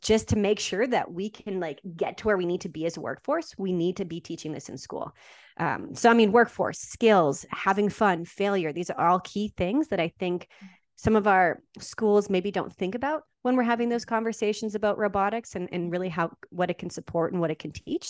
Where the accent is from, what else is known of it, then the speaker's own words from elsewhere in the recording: Saskatchewan, Canada; I was born and raised in Saskatchewan, Canada, and that's where I taught.